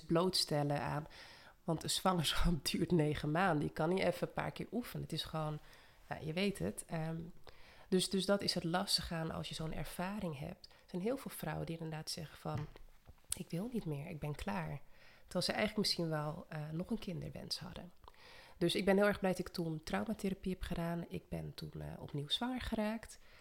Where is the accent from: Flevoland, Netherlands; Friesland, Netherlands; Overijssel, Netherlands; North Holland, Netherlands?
Flevoland, Netherlands; Almere; also born or lived in Suriname / Amsterdam; Ik eh, ben ook in Suriname geboren. En toen bijna vier was naar Nederland gekomen. Een jaartje in de Bijlmer gewoond in Amsterdam. En daarna opgegroeid in Almere.